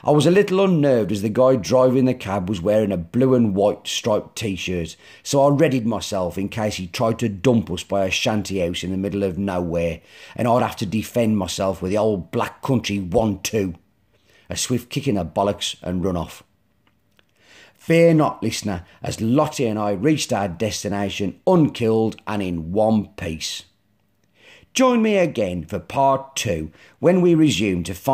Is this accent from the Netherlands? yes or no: no; Black Country, West Midlands, United Kingdom; accent: Black Country; my black country accent